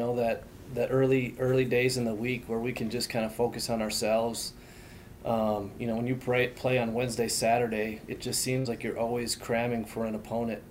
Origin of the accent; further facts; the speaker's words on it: Minneapolis–Saint Paul, Minnesota, United States; I grew up in the Twin Cities, as did my wife